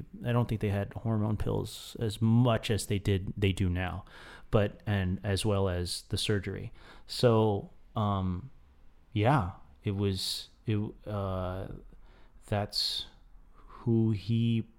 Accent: Florida, United States; I come from Central Florida, which is like, who comes from Central Florida? Right in the shadow of the Walt Disney World there.

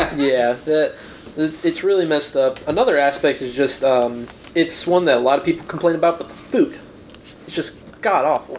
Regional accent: Kansas City, Kansas, United States; we're from Kansas, all of us

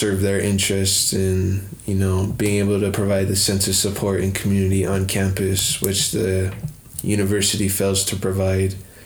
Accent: Rosebud Sioux Tribe, South Central South Dakota, United States; moved away as an adult; now in Denver, United States; I am Shichangu Lakota from the Rosebud Sioux Tribe in South Central South Dakota

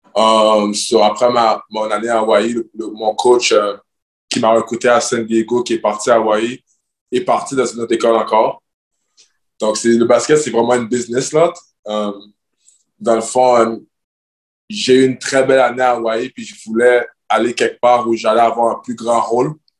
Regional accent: Montreal, Quebec, Canada; moved away as an adult; now in Greece; c'est ma ville, c'est ma culture, je viens de Montréal

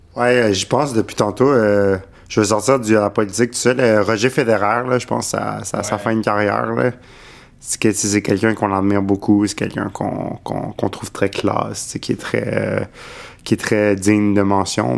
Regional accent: Montreal, Quebec, Canada; j'ai grandi à Montréal

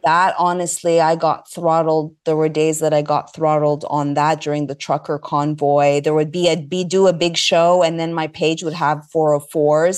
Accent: Montreal, Quebec, Canada; moved away; also born or lived in Los Angeles; I hail from Montreal, Canada. I'm Egyptian, Greek

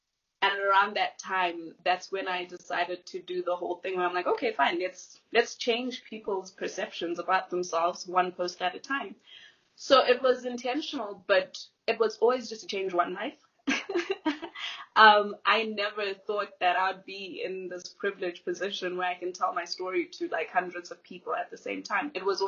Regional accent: Malawi; obviously I mentioned that I was raised in Malawi. I was raised in a foreign country. So I came in as the other girl, the other person.

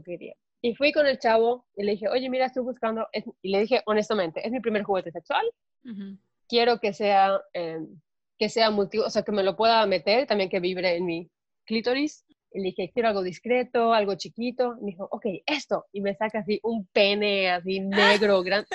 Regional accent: Mérida, Yucatán, Mexico; yo soy de Mérida y crecí

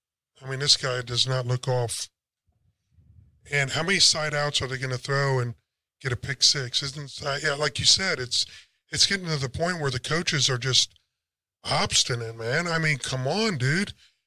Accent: Ohio, United States; I'm from Ohio

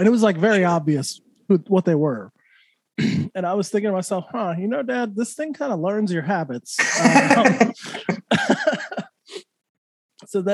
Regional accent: New Mexico, United States; moved away; I'm from New Mexico originally.

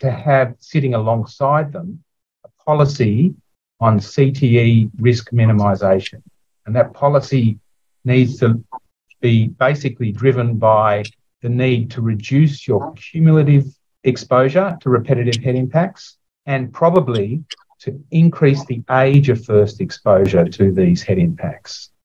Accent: Sydney, New South Wales, Australia; I'm from Sydney

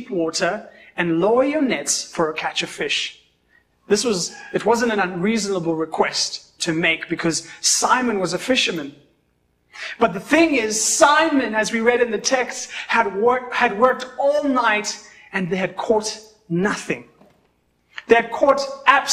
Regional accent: Kenya; I always say I'm a Kenyan

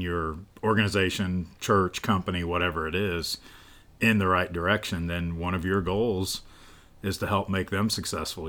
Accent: central Illinois, United States; I grew up in Illinois

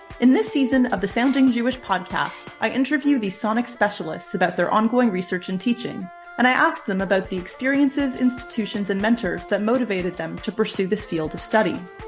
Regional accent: Canada; I'm a Canadian historical musicologist

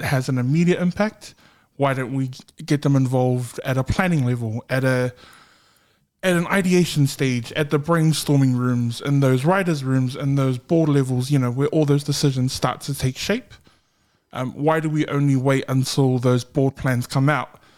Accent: Auckland, New Zealand; I'm from South Auckland

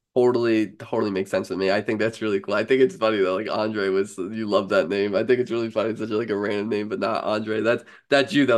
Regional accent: New York, United States; as a New Yorker here

